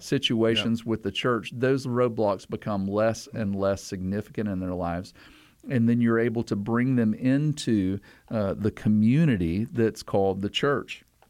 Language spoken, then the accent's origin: English; the South, United States; I'm from the South